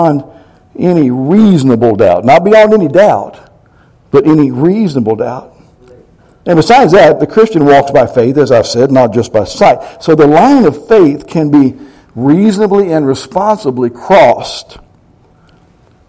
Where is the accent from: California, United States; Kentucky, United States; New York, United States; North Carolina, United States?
Kentucky, United States; I'm from Kentucky